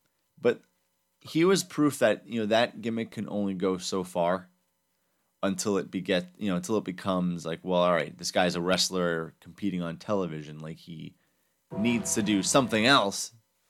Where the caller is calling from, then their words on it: Minnesota, United States; I'm calling in from Minnesota, guys.